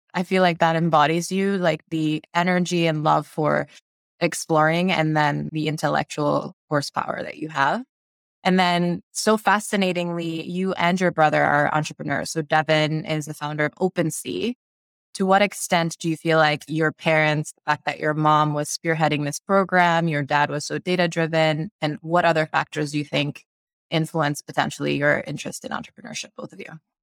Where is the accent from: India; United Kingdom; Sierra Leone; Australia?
Sierra Leone; now in United States; I grew up in Sierra Leone, West Africa, and moved to the US